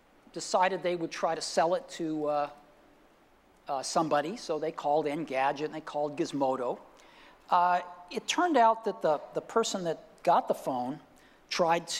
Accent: Palo Alto, California, United States; my hometown of Palo Alto

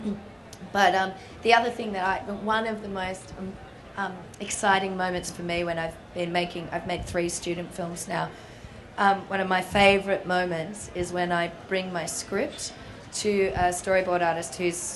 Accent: Melbourne, Victoria, Australia; I'm from Melbourne, Australia. I'm about to go back, which is home.

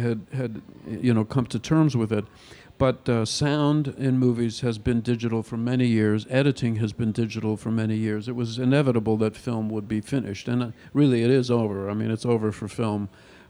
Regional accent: Canada; I'm Canadian

